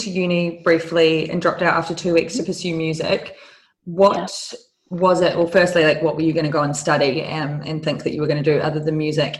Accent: New Zealand; now in London, United Kingdom; I'm from New Zealand

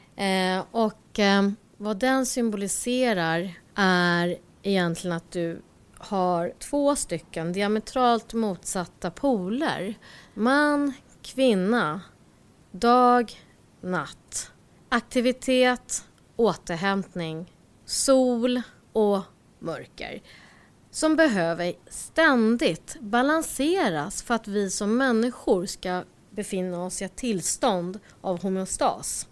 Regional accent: Stockholm, Stockholm County, Sweden; jag föddes i Rinkeby

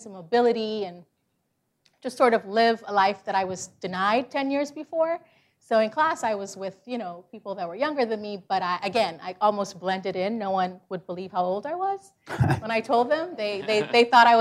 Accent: Georgia, United States; also born or lived in Guyana; I grew up in Georgia, rural Georgia, where there was no public transportation

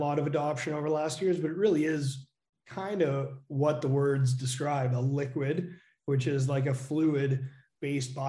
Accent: Canada; accent: Canadian; moved away; also born or lived in Calgary, Canada / Dresden, Germany; So you might hear my Canadian accent come through.

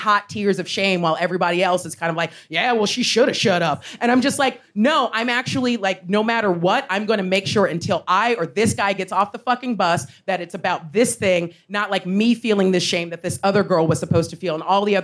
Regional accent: United States; as an American

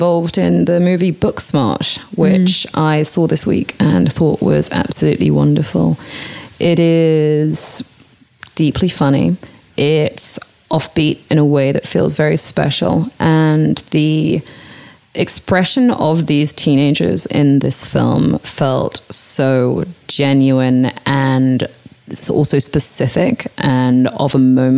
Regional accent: United Kingdom; as a British person

